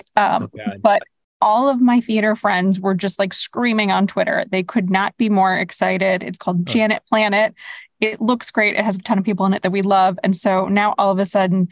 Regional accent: New York, United States; it's in my hometown

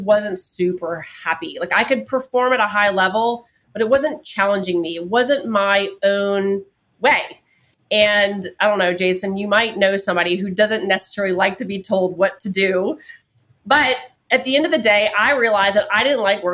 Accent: New Orleans, Louisiana, United States; now in Atlanta, United States; I'm from New Orleans and we're very eclectic

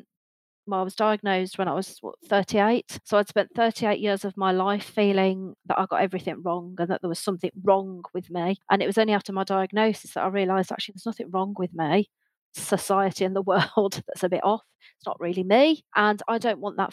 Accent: United Kingdom; we are an island. We are a small island.

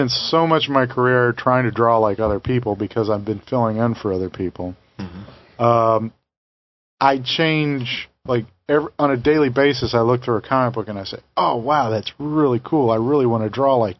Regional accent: Tennessee, United States; I'm from Tennessee.

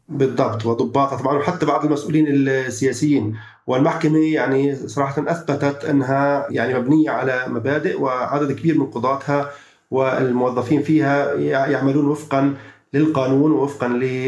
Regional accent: Palestine

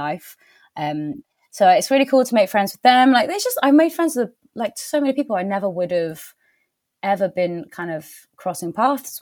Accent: Wiltshire, South West England, United Kingdom; now in Somerset, United Kingdom; I'm from Wiltshire, so it's not, I feel like I come back home a bit

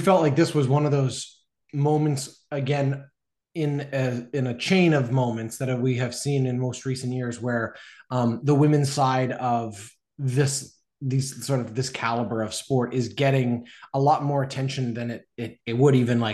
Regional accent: Canada; Canadian fan

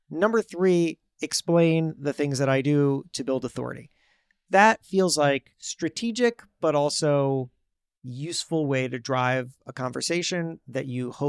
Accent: New York, United States; new york

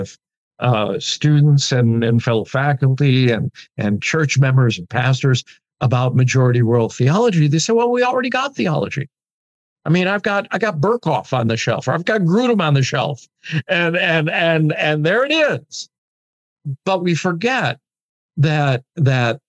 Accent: Midwest, United States; I'm a Midwesterner, and I'm raised on individualism

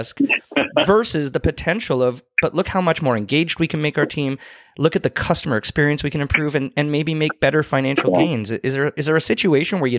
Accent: Canada; I'm a Canadian

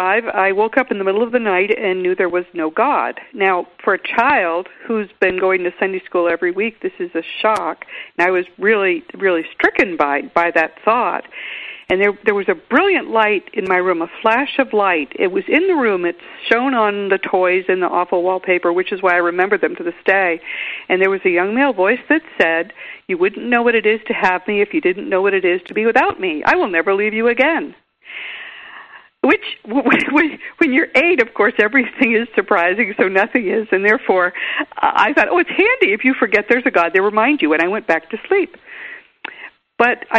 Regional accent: Grafton, Massachusetts, United States; now in Austin, United States; my hometown in Grafton, Mass.

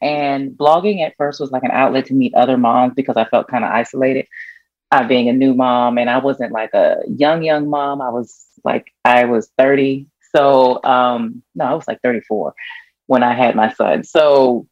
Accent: Washington, District of Columbia, United States; moved away as an adult; now in Atlanta, United States; I grew up in Washington, D.C. I was born and raised there, and I moved here in Atlanta, right outside of Atlanta right now, about 17 years ago

